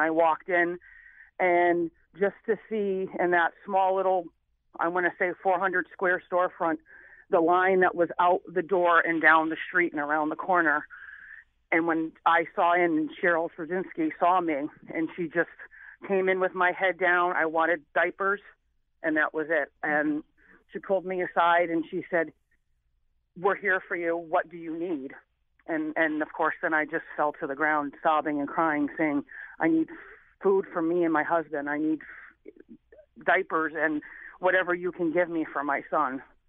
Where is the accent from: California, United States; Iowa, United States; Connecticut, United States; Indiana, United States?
Connecticut, United States; New Haven; I came from New Haven, Connecticut, with a single mother trying to make it, in a time in the late 70s, early 80s.